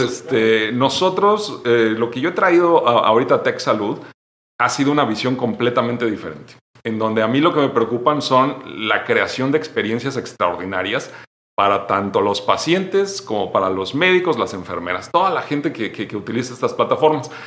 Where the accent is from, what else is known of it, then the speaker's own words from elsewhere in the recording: State of Mexico, Mexico; moved away as an adult; also born or lived in United States; yo nací en el Estado de México